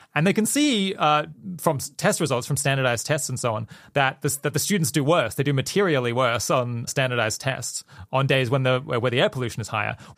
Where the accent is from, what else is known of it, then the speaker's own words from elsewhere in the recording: Australia; when I was growing up in Australia